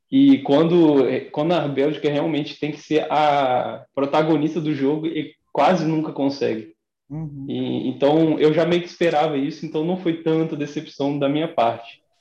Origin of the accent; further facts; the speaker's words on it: Bom Jesus do Itabapuana, Rio de Janeiro, Brazil; eu sou de Bom Jesus do Itabapuana, no interior do Rio.